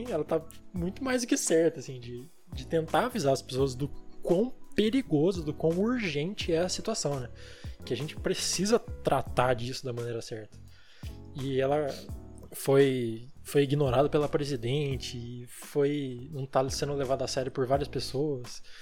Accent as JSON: {"language": "Portuguese", "country": "Brazil", "said": "como brasileiros"}